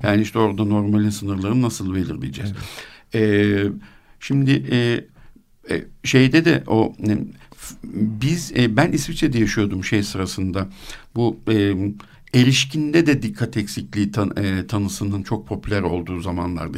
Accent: Turkey; also born or lived in Switzerland; ben onu bir Türk olarak

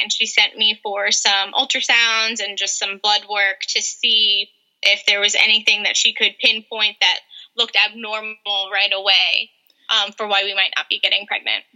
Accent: North Carolina, United States; moved away as an adult; also born or lived in New York; now in San Diego, United States; I was born in New York and then moved to North Carolina when I was eight years old. So I grew up in North Carolina

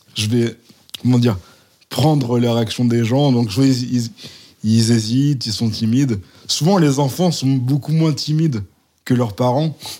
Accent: Valence, Auvergne-Rhône-Alpes, France; now in Lyon, France; J'ai, j'ai grandi à Valence, dans une maison à étage

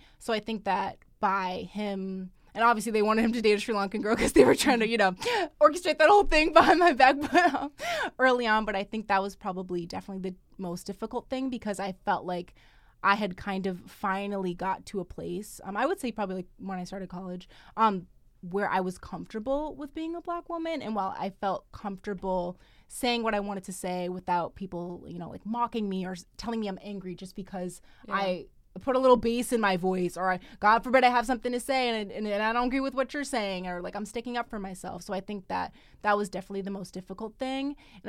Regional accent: United States; growing up in America

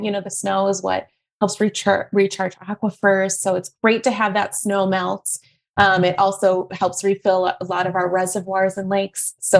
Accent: the Midwest, Minnesota, United States; moved away as an adult; now in Arizona, United States; I'm originally from the Midwest. We were talking earlier. I moved to Arizona about 10 years ago from Minnesota.

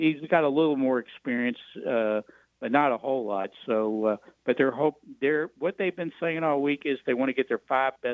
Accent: Central Kentucky, United States; I grew up in Central Kentucky

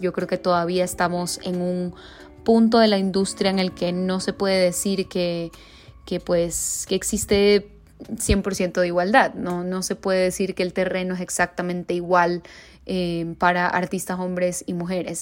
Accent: Guayaquil, Guayas, Ecuador; now in Mexico City, Mexico; soy una cantautora de Guayaquil, Ecuador, que vive en Ciudad de México

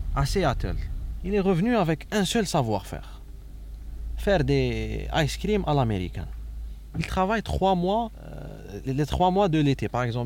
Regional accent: Algiers, Algiers Province, Algeria; also born or lived in Réghaïa; j'ai grandi à Bajarrah

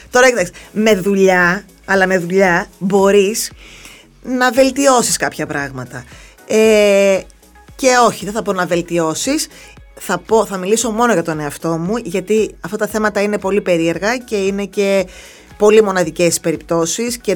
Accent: Thessaloniki, Central Macedonia, Greece; Δεν αισθάνομαι ότι είμαι εδώ 18 χρόνια. Αν μου έλεγε, α πούμε, πότε ήρθα από τη Θεσσαλονίκη, θα σου έλεγα πρόπερση.

